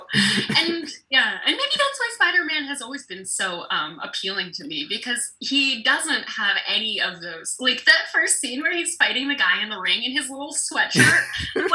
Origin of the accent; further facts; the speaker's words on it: Colorado, United States; I'm from Colorado, where that shooting took place